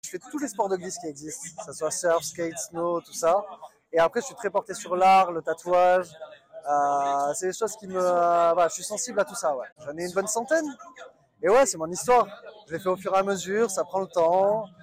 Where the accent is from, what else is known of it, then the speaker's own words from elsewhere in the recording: Bordeaux, Nouvelle-Aquitaine, France; moved away as an adult; also born or lived in Pau; J'ai grandi à Bordeaux